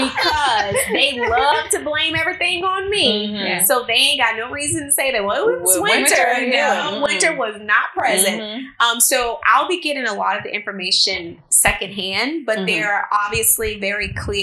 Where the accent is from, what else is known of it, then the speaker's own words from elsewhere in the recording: Arkansas, United States; I mean, I'm Arkansas proud. Don't get me wrong. But yeah, this is definitely home now for me. But my accent still isn't completely gone.